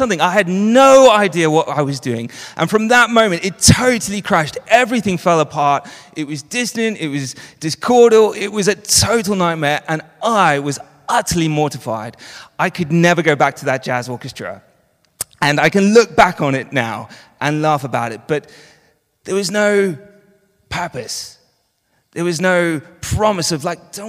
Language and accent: English; Johannesburg, Gauteng, South Africa; moved away; I grew up in Johannesburg